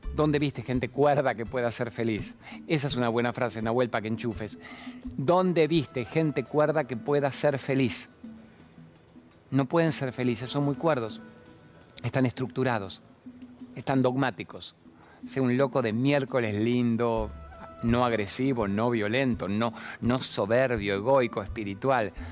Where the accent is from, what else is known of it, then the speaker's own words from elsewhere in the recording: Venezuela; now in Argentina; soy venezolana